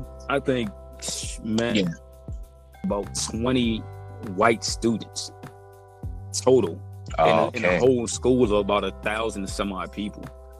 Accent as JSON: {"language": "English", "region": "Virginia", "country": "United States", "said": "from Virginia here in the United States"}